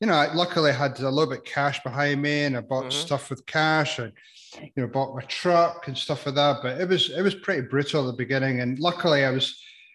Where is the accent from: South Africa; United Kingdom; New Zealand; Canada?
United Kingdom; Edinburgh, Scotland; moved away as an adult; now in United States; grew up in Edinburgh, in Scotland